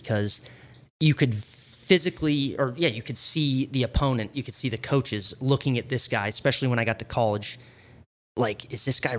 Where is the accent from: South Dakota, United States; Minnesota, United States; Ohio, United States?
Minnesota, United States; Fairmont; also born or lived in California; I think the thing that helped me the most was growing up in California and moving to Minnesota when I was 10.